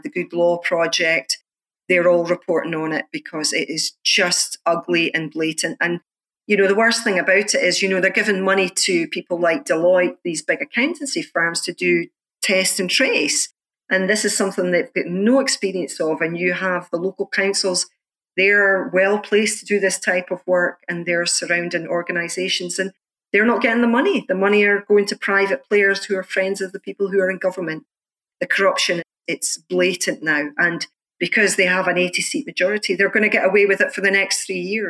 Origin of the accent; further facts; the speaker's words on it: Scotland, United Kingdom; as a Scottish activist